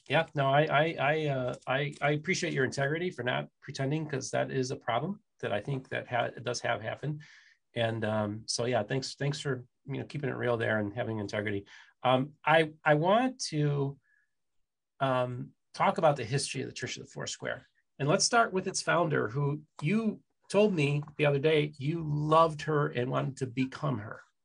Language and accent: English; Midwest, United States; now in Southeastern United States, United States; I'm from the Midwest and I'm based in the Southeastern United States.